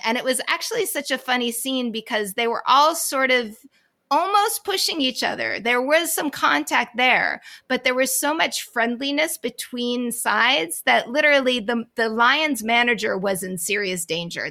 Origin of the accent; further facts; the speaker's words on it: Boston, Massachusetts, United States; as a Bostonian. I'm from